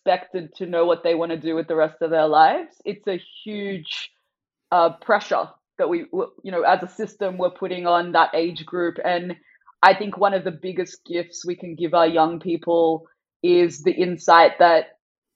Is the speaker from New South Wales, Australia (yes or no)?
yes; Sydney, New South Wales, Australia; first language Farsi; English is a second language; moved away as an adult; also born or lived in San Francisco, United States; despite growing up in Sydney and being born, bred